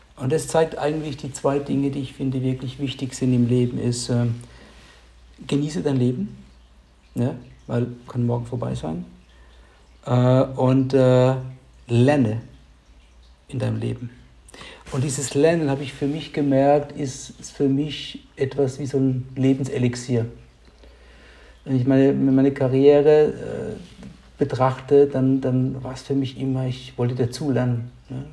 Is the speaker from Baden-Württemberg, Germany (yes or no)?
yes; near Heidelberg, Baden-Württemberg, Germany; ich komme aus der Nähe von Heidelberg